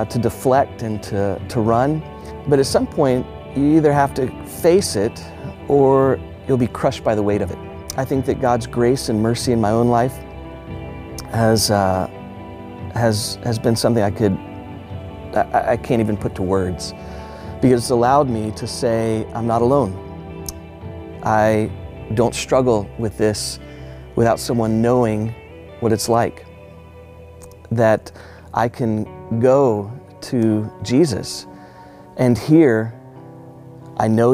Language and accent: English; Houston, Texas, United States; I grew up in Houston, Texas, in an age and time, late 1970s, early 1980s